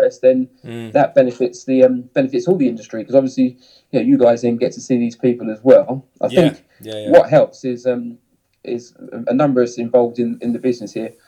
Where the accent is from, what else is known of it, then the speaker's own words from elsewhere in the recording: Hemel Hempstead, East of England, United Kingdom; accent: south of England; you can tell by my accent that, you know, I'm kind of from the south of England. You know, grew up in Hemel Hempstead